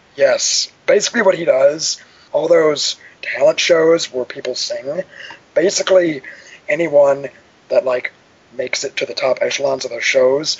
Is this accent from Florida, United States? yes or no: no; Cook County, Illinois, United States; I grew up in Cook County myself.